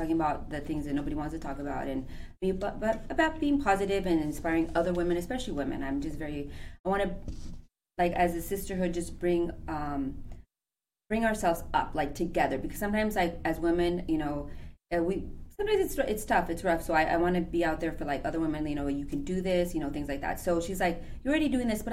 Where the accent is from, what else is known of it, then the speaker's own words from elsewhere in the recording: El Paso, Texas, United States; moved away as an adult; also born or lived in Ciudad Juarez, Chihuahua, Mexico; now in Chicago, United States; I'm actually from the border, so I'm from El Paso, Texas, Ciudad Juarez, Chihuahua